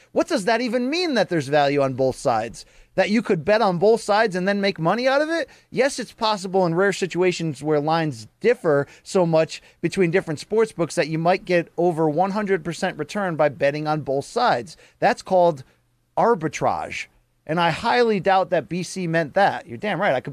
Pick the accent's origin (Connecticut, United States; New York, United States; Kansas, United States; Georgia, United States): Connecticut, United States; Naugatuck; I lived in my hometown of Naugatuck